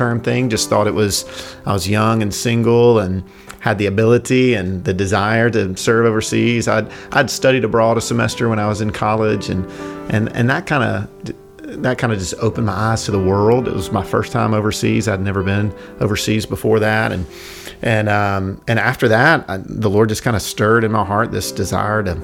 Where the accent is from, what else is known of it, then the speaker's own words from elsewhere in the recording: Millington, Tennessee, United States; also born or lived in Jackson, Tennessee / East Asia; I grew up in Millington, like you said, and went to Union University